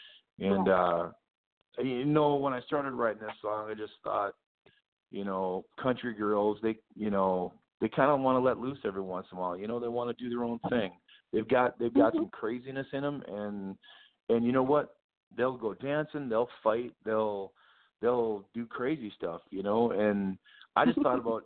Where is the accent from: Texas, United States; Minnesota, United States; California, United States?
Minnesota, United States; we're both from Minnesota too